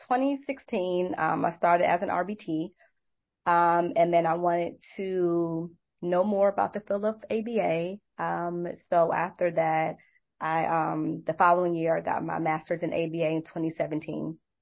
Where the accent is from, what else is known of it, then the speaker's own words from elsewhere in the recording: New York City, New York, United States; now in Atlanta, United States; I'm originally from New York, Brooklyn, New York. I live in Atlanta